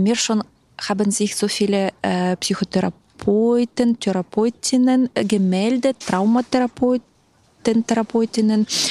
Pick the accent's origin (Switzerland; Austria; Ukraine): Ukraine; German is a second language; now in Berlin, Germany; aber bin ursprünglich selbst aus der Ukraine